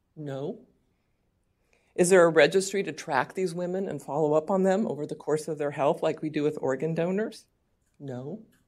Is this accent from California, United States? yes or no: yes; California, United States; California, my home state